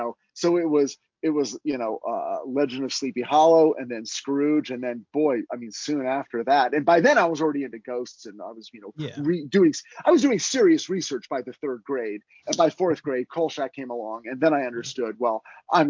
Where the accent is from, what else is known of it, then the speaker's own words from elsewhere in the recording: Monterey Park, California, United States; also born or lived in Burbank, California; I grew up in Monterey Park, California, which is like East LA, just outside of downtown LA, but East Side.